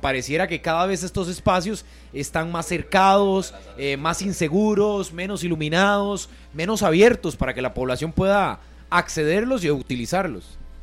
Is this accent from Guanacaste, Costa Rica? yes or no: yes; Liberia, Guanacaste, Costa Rica; yo nací en Liberia hace 31 años y era más fácil para uno agarrar la bola de algún compañero, irse a mejenguear ahí en el barrio